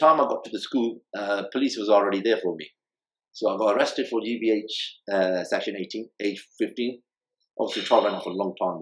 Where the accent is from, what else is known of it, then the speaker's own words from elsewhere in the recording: Chesham, South East England, United Kingdom; also born or lived in Jhelum, Pakistan / High Wycombe / Barcelona, Spain; Then I was there in England, Chesham